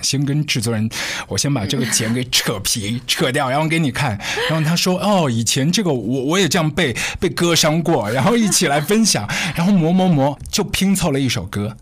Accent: Shanghai, China; 像我们上海小时候在家里一大锅

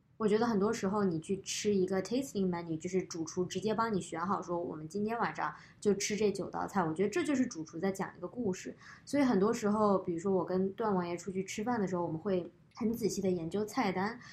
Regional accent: Guangzhou, Guangdong, China; now in United States; 从我小学开始在广州生活之后，我觉得吃就变成了，呃，我，生活中的很大一部分

